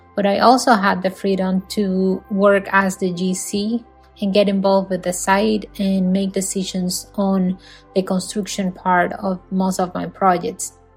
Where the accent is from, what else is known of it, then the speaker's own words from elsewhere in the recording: Dominican Republic; moved away as an adult; now in Florida, United States; what I was used to back in the Dominican Republic